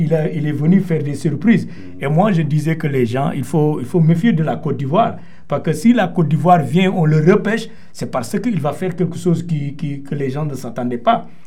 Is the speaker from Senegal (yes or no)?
yes; Senegal; le Sénégal, c'est mon pays